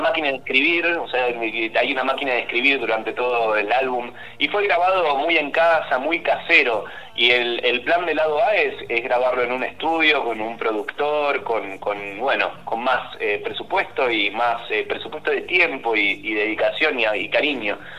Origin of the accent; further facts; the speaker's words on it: Banfield, Buenos Aires Province, Argentina; moved away as an adult; now in Buenos Aires, Argentina; Soy de Banfield, efectivamente, soy de Banfield. Ahora vivo en Capital, pero originalmente soy de Banfield. Mi mamá sigue viviendo ahí